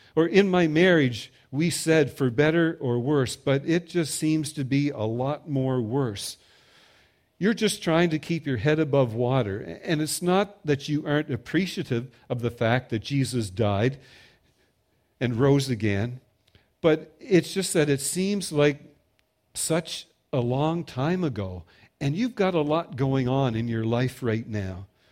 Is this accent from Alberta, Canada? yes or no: no; Prince Edward Island, Canada; I'm from Prince Edward Island